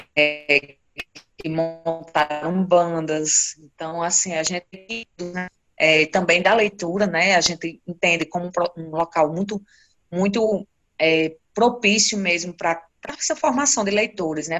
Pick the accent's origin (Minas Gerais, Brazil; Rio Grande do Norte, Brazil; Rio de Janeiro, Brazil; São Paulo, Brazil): Rio Grande do Norte, Brazil; Currais Novos; Eu sou nascida em Corrais Novos e moro aqui desde a minha infância, né? Desde que nasci. E Corrais Novos fica no Seridó do Rio Grande do Norte